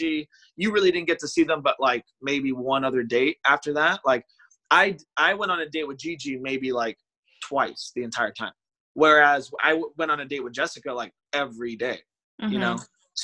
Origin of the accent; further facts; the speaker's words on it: Chicago, Illinois, United States; we're both from Chicago